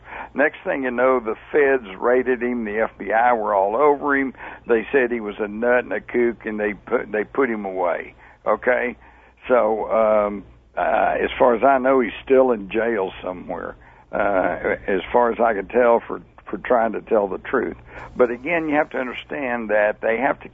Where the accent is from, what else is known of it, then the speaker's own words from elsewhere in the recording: Texas, United States; I'm a reporter. I'm from Texas